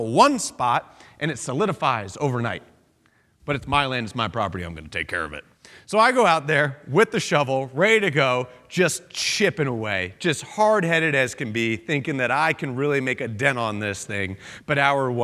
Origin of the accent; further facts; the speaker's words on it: outside of Philadelphia, Pennsylvania, United States; now in New England, United States; I grew up outside of Philadelphia, Pennsylvania